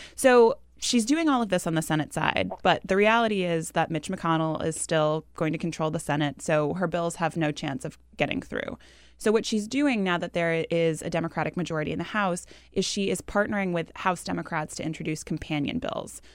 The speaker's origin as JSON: {"language": "English", "region": "New Hampshire", "country": "United States", "tie": "born or raised there", "moved": "yes", "said": "my home state of New Hampshire"}